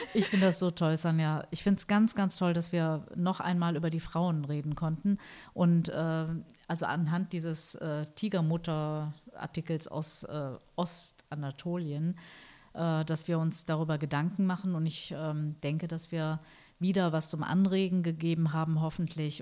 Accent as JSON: {"language": "German", "country": "Germany", "said": "bei uns in Deutschland"}